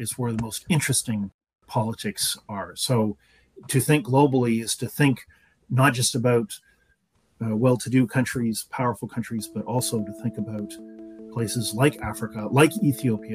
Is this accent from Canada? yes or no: yes; Canada; also born or lived in Quebec / central Ontario; I'm a Canadian, and I've spent part of my life in Quebec, which is the French-speaking part of Canada, and part of my life in central Ontario.